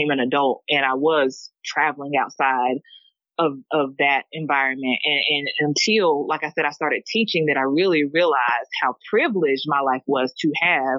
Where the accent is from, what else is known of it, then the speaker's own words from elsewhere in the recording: Hickory, North Carolina, United States; I am from Vail, North Carolina, Hickory. Rural beginnings